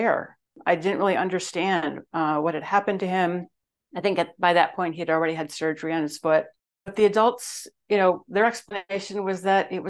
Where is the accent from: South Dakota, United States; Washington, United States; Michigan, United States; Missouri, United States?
Michigan, United States; West; I grew up in West Michigan